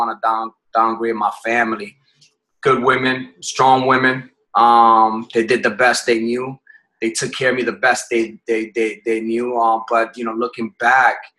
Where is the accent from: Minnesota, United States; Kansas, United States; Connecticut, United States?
Connecticut, United States; moved away as an adult; also born or lived in Puerto Rico / Massachusetts / Bronx, New York; I was born in Puerto Rico, but raised in Connecticut